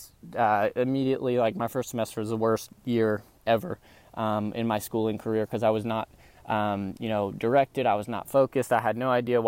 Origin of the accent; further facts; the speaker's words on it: Dallas, Texas, United States; also born or lived in Tupelo, Mississippi; I'm from the Texas area. I've been pretty much not born there, born in Tupelo, Mississippi, but I was definitely raised there since I was young over in the Dallas area